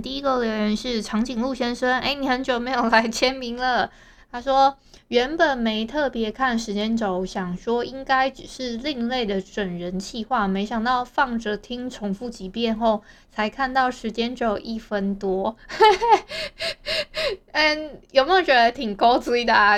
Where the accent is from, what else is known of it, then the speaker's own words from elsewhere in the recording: Hualien County, Taiwan; 我们花莲这边啊，其实有蛮多的所谓的猫友大队